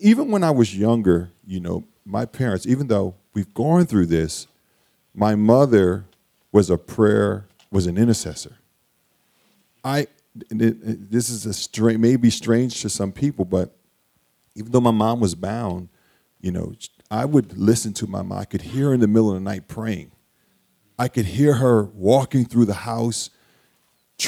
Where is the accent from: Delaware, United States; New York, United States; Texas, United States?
Delaware, United States; Wilmington; So I grew up in Wilmington. I grew up in the projects of Wilmington, Delaware, in this South Wilmington and in North Wilmington